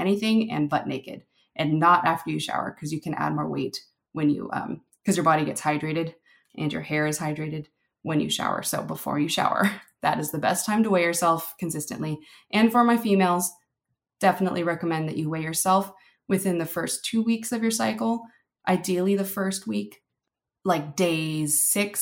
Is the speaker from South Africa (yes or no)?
no; Philippines; I'm Filipino